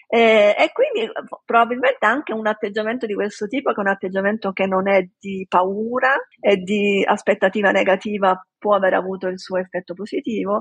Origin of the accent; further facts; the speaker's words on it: Palermo, Sicily, Italy; moved away as an adult; also born or lived in Rome / Washington DC / San Diego; sono di Palermo